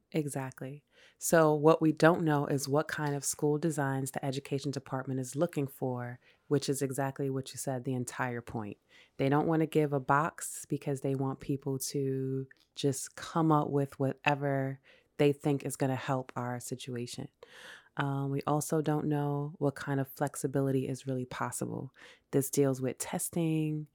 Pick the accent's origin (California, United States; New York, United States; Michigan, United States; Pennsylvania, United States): New York, United States; New York City; also born or lived in Brooklyn; I was born and raised in New York. I went to elementary middle school in Queens